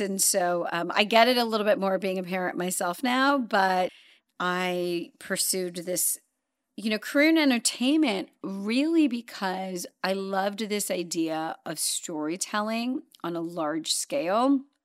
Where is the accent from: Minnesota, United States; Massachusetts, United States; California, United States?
California, United States; Los Angeles; born or raised there; also born or lived in London / Zambia